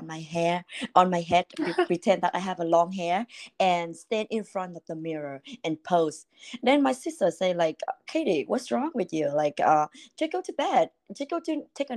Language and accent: English; Vietnam; English is a second language; moved away as an adult; now in United States; I born and raised in Vietnam, and I was 19 years old when I moved to the US